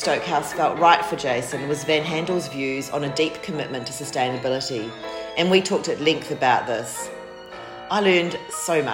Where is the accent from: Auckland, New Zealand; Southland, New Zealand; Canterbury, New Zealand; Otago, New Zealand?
Canterbury, New Zealand; Christchurch; now in Melbourne, Australia; I'm from Christchurch